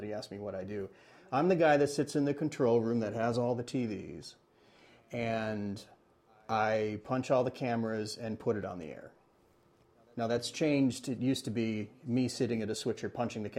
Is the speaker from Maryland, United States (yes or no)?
no; Ann Arbor, Michigan, United States; moved away as an adult; now in Portland, United States; I'm originally from Ann Arbor, Michigan.